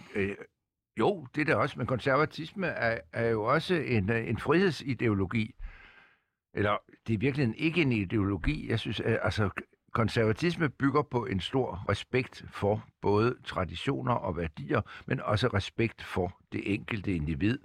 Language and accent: Danish; Denmark